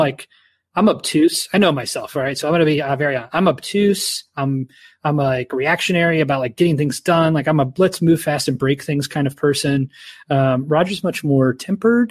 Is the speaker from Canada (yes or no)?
yes; Canada; my child was born here, you know, I'm a Canadian